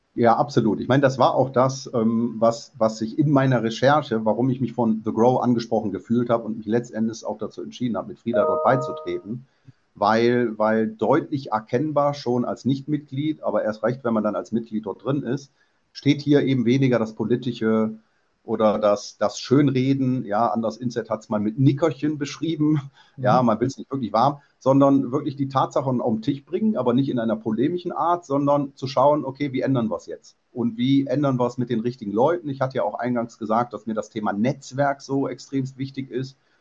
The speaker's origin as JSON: {"language": "German", "town": "Mönchengladbach", "region": "North Rhine-Westphalia", "country": "Germany", "tie": "born or raised there", "moved": "as an adult", "said": "Ich bin gebürtig, zwar mit 19 schon weg, Mönchengladbacher"}